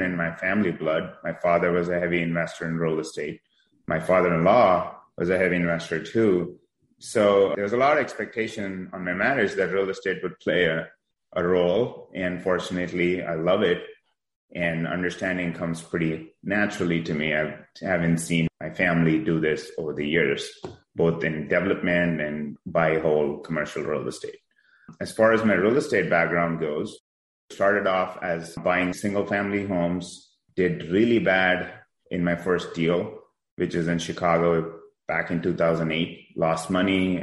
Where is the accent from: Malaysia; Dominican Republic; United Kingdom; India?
India; moved away as an adult; now in San Diego, United States; I was born in India about 20 years ago. I was fortunate enough to come here to do my master's degree